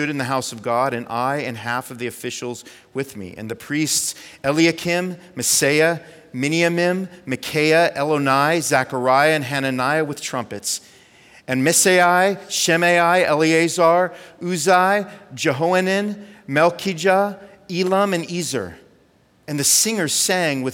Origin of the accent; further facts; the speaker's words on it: California, United States; moved away as an adult; I was born and raised in California, lived there for 40 years